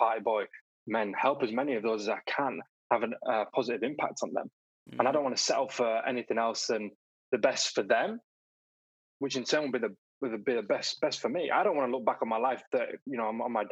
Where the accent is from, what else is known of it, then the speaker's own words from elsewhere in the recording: Bradford, Yorkshire and the Humber, United Kingdom; also born or lived in Leeds / Hertfordshire; I was brought up in a place called Bradford. Not many people have heard of Bradford. Bradford near Leeds. And then when I was 16, moved over to Leeds